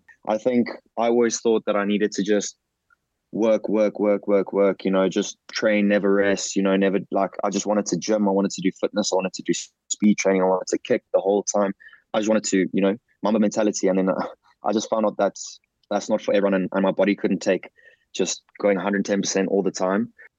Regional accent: Melkbosstrand, Western Cape, South Africa; I'm from Melkbos.

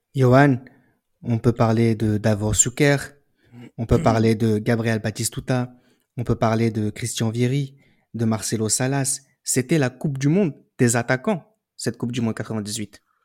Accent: France; chez nous en France

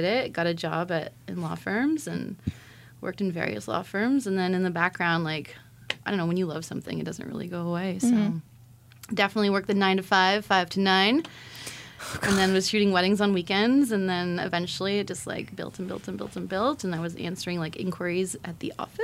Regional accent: Shelburne, Ontario, Canada; also born or lived in Haliburton, Ontario; I would say Shelburne was my hometown

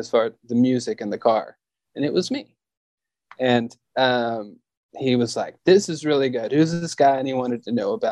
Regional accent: the South, United States; And I'm from the South, and I have a whiny voice because I'm from the South. This is how some of us sound here

